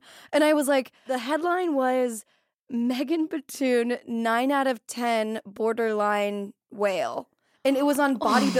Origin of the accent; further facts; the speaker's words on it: Florida, United States; now in Los Angeles, United States; I'm from Florida.